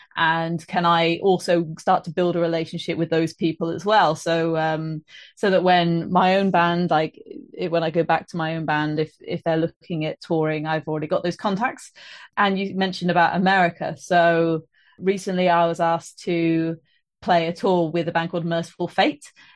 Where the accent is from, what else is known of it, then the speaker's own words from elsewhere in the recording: Trowbridge, South West England, United Kingdom; also born or lived in Bristol; now in Birmingham, United Kingdom; I live in Birmingham at the moment, but I'm from Trowbridge